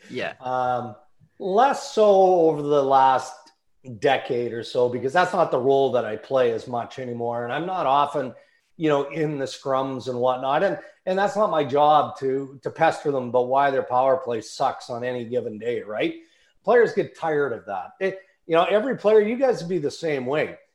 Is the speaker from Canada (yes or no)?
yes; Western Canada, Canada; I mean, I grew up in Western Canada